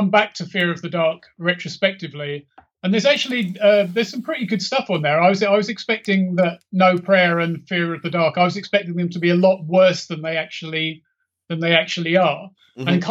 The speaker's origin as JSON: {"language": "English", "region": "London", "country": "United Kingdom", "tie": "born or raised there", "said": "I grew up in East London, around the Leytonstone area"}